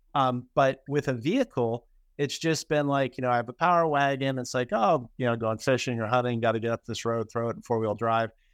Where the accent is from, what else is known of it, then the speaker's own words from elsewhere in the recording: East Coast, United States; moved away; I'm originally from the East Coast